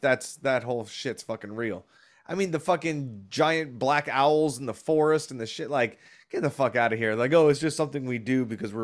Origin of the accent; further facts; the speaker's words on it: Orlando, Florida, United States; the Scott's from Orlando, my hometown